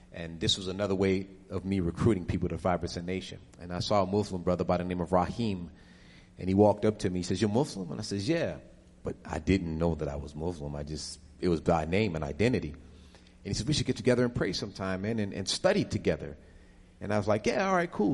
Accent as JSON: {"language": "English", "town": "Buffalo", "region": "New York", "country": "United States", "also_born_or_lived": "Harlem, New York", "moved": "yes", "lives_now": "Atlanta, United States", "said": "I'm originally from Buffalo"}